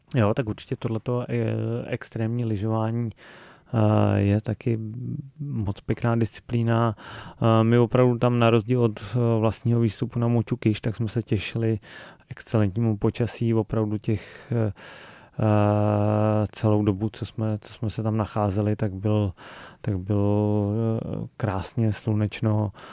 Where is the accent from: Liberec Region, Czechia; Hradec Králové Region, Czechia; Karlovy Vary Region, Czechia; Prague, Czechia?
Hradec Králové Region, Czechia; Krkonoše; Já jsem z Krkonož